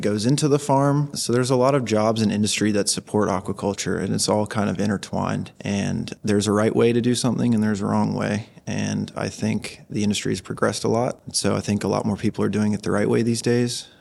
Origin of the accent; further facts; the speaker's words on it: Outer Banks, North Carolina, United States; now in Miami, United States; I grew up catching them in the Outer Banks